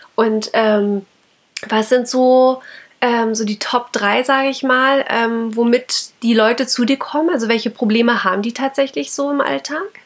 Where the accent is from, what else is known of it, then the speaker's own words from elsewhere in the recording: Germany; bei uns in Deutschland